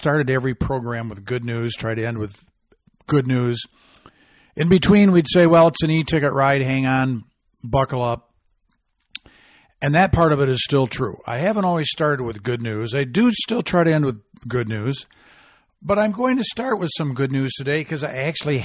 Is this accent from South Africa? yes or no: no; Michigan, United States; now in Arizona, United States; I hail from Michigan